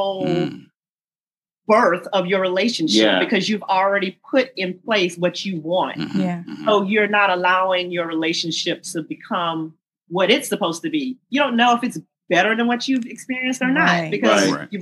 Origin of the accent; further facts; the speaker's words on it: United States; I'm American.